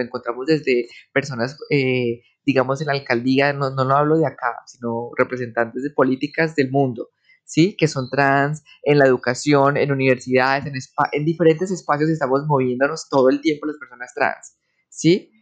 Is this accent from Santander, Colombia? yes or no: yes; Bucaramanga, Santander, Colombia; moved away as an adult; me regresé para mi ciudad natal, que es Bucaramanga, a la casa de mis papás.